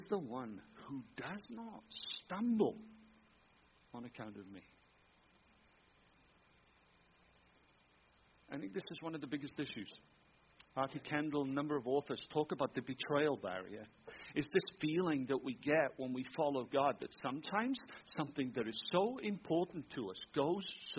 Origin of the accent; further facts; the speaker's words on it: Wales, United Kingdom; moved away as an adult; also born or lived in Tampa, Florida, United States / Germany; now in Michigan, United States; I'm a Welshman in Wales.